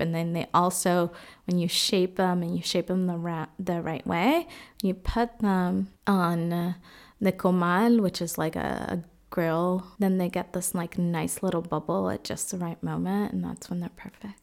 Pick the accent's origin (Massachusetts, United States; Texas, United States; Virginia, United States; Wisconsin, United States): Massachusetts, United States; Boston; moved away as an adult; also born or lived in Dominican Republic; now in Freiburg, Germany; I grew up in Boston, but was born in the Dominican Republic. And right now, I am living in Freiburg, Germany.